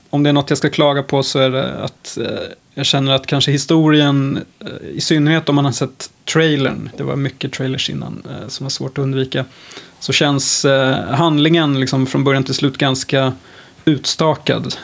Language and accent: Swedish; Sweden; som svensk